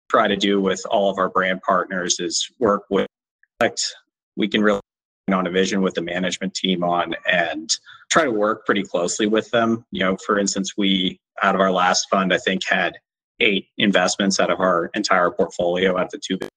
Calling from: San Francisco, California, United States; I am in San Francisco. So, one of the first places to shelter in place in the US

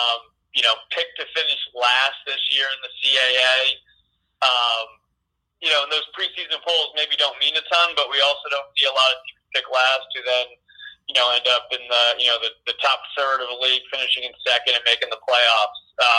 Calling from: Albany, New York, United States; I want to point out I am calling in from Albany

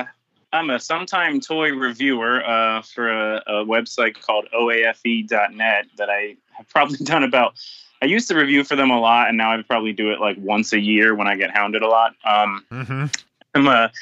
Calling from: Florida, United States; Very rainy Florida is where I'm calling in from.

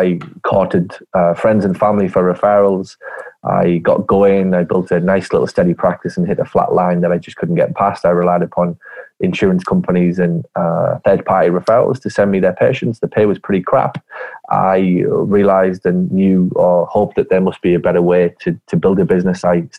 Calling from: Hartlepool, North East England, United Kingdom; also born or lived in Ireland (family ancestry); I'm calling from a freezing cold, dark, damp northeast of England where it will not hit 62 again for about another 4 months at least. The northeast of England, I'm in a little town called Hartlepool.

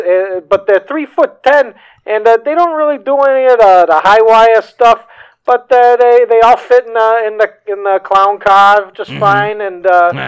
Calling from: Newark, New Jersey, United States; Hi, this is … from Newark.

